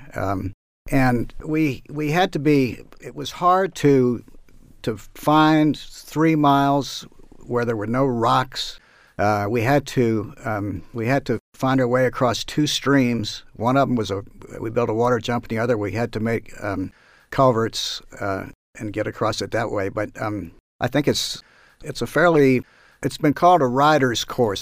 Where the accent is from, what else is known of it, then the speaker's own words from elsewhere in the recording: Northern Virginia, United States; when I was nine or ten years old, growing up in Northern Virginia